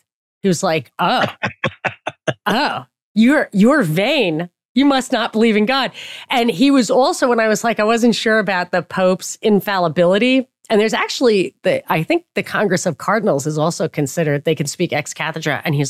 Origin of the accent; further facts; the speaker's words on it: Papua New Guinea; well, I didn't know, well, you know, I grew up in Papua New Guinea.